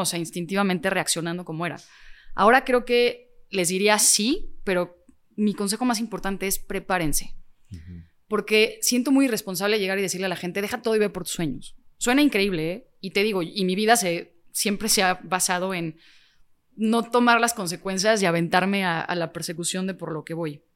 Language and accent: Spanish; Mexico